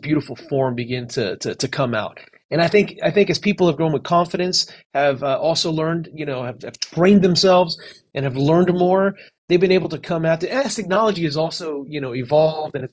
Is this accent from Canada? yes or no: no; Miami, Florida, United States; also born or lived in California; I was raised in Miami. I was born in California, actually, but I moved when I was about 10 years old